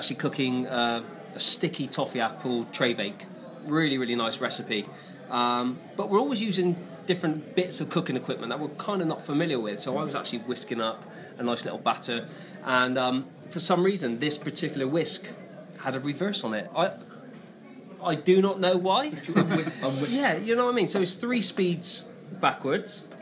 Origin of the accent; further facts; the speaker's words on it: Bristol, South West England, United Kingdom; I've lived in Bristol my whole life